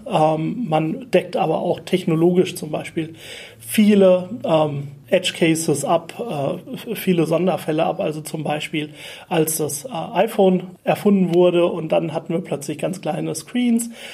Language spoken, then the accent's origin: German; Germany; moved away as an adult; also born or lived in Vienna; ich bin ein Deutscher in Wien